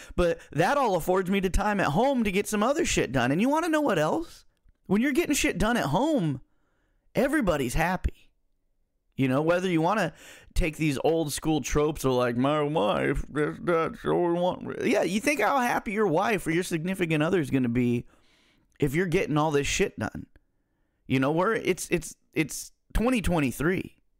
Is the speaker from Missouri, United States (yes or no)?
no; Central Valley, California, United States; I'm I'm from Central Valley, California, where the main teams are the Niners and the Raiders.